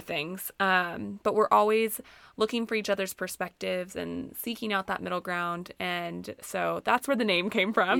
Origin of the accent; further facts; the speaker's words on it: Missouri, United States; moved away as an adult; also born or lived in Northwest Arkansas; I grew up in Missouri and then ended up in Northwest Arkansas for college